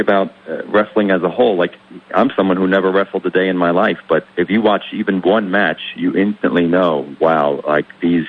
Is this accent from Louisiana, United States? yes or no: no; New Jersey, United States; I'm now across the river in my home state of New Jersey